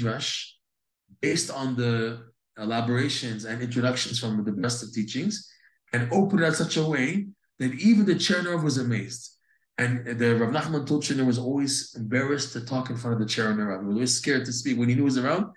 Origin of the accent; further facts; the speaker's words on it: United States; We're all American. We're North Americans.